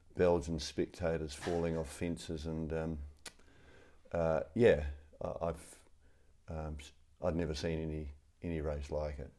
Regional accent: New Zealand; also born or lived in Rotorua, New Zealand; I'm a Kiwi

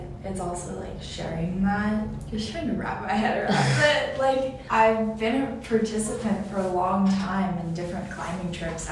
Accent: Austin, Texas, United States; now in Walla Walla, United States; a sophomore from Austin, Texas

